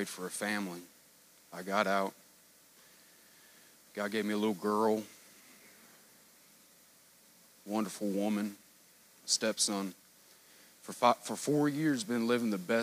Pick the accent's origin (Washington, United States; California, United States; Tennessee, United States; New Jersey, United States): Tennessee, United States; moved away as an adult; now in Kentucky, United States; from Tennessee